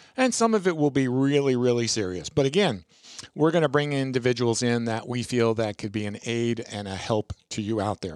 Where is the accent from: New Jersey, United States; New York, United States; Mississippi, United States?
New York, United States; Long Island; moved away; out on Long Island, Long Island, uh, where I grew up. I'm, I'm not from Brooklyn. I'm a Long Island kid.